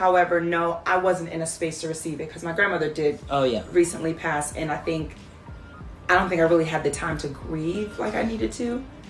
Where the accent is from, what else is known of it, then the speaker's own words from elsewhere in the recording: Trinidad & Tobago; moved away as an adult; also born or lived in Washington, D.C.; now in Beijing, China; was born in Washington, D.C., raised in Trinidad. My family is Trinidadian for the culture. and then I moved back to the States around 19. I left in like 89, came back in 94. And I essentially have been in the DMV area ever since.